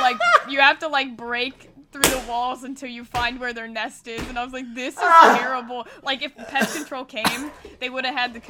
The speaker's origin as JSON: {"language": "English", "country": "United Kingdom", "said": "I'm British."}